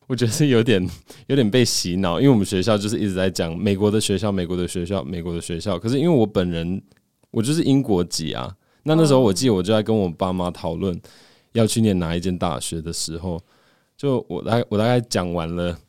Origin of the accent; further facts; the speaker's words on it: Hong Kong; born there; 我我个人其实是在香港出生的，我我爸妈是在香港认识的，嗯、然后在那边就是等于说成家，嗯、对，所以其实香港也是个非常国际的地方